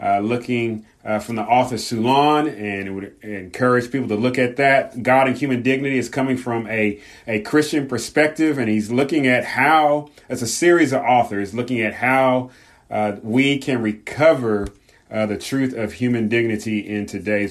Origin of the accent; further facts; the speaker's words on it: Southern California, United States; growing up in Southern California, especially during the late 80s and 90s